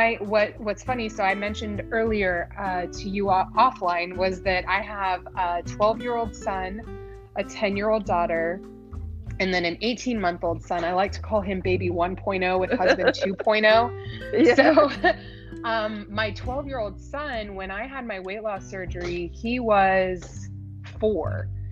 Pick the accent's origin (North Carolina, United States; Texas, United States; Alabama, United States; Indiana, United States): Texas, United States; Galveston; now in Maryland, United States; I'm in Maryland. Currently, but I was raised in Texas